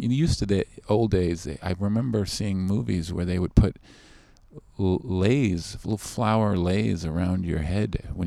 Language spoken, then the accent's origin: English; Canada; I'm too Canadian.